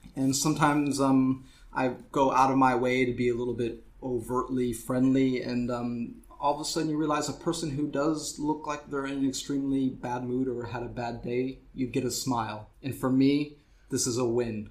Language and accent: English; St. Louis, Missouri, United States; moved away as an adult; now in Berlin, Germany; I grew up in St. Louis, uh, Missouri, in the United States